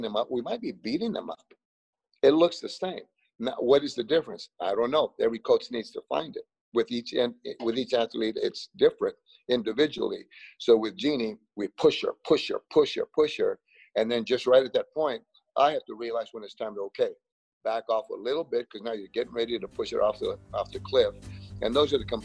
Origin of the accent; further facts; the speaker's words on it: Los Angeles, California, United States; moved away; also born or lived in Frogtown, Los Angeles / Las Vegas; There's that little place growing up, and it's the area called Boyle Heights.